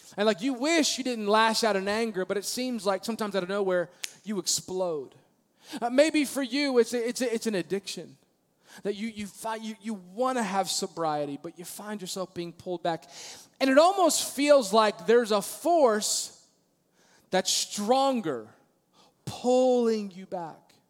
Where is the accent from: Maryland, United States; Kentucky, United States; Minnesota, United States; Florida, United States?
Maryland, United States; moved away; also born or lived in Virginia Beach, Virginia; I grew up in Maryland